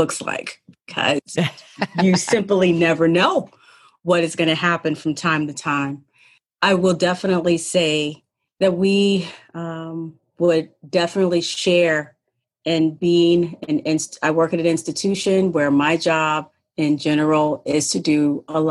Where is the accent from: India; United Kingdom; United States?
United States; Ohio; moved away as an adult; now in Massachusetts, United States; I am from Ohio, small town in Ohio